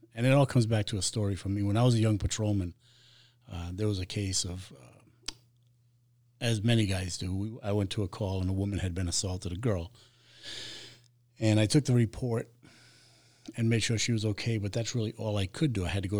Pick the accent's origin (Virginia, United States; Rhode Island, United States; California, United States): Rhode Island, United States; accent: Boston; moved away as an adult; I try to hide it, but Rhode Island. Okay. Yeah, I'm from Rhode Island.